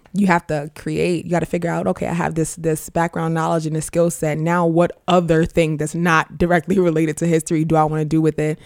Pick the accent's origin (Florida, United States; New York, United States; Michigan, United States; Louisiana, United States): New York, United States; New York City; we grew up in Queens. I'm from Far Rockaway.